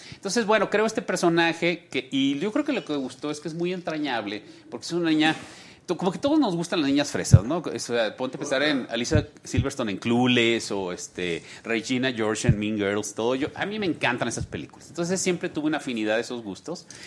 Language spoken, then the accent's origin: Spanish; Sonora, Mexico; also born or lived in Monterrey; now in Mexico City, Mexico; yo soy sonorense.